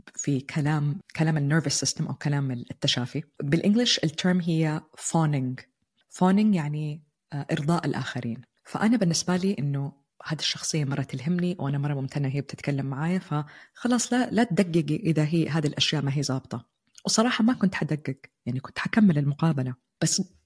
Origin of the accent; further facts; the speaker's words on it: Jeddah, Makkah Province, Saudi Arabia; moved away as an adult; also born or lived in Turkey; now in Netherlands; أنا قررت أنتقل خارج مدينتي الحبيبة جدة وعشت في تركيا لفترة والآن نقلنا على هولندا